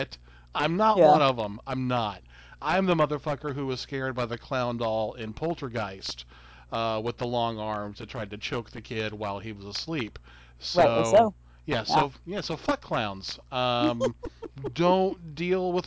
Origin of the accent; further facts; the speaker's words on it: the South, United States; we're from the South.